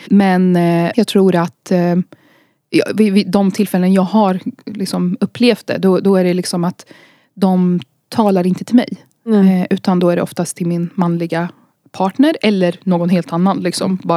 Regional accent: Iraq; now in Sweden; jag talar ju arabiska och kan kulturen för att jag är från Irak. Eh, men jag är också svensk.

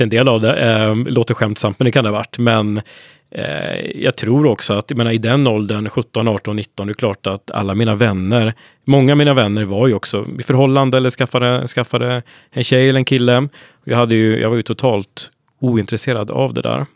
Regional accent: Hudiksvall, Gävleborg County, Sweden; now in Sollentuna, Sweden; norrlänning från början, men nu har jag faktiskt bott i Stockholm längre än vad jag bodde uppe i Hudiksvall, där jag kommer ifrån, i mm. Hälsingland.

